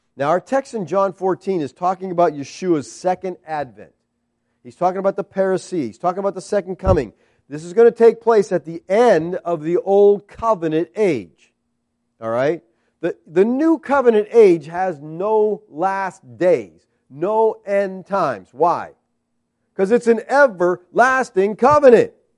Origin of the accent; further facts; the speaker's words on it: United States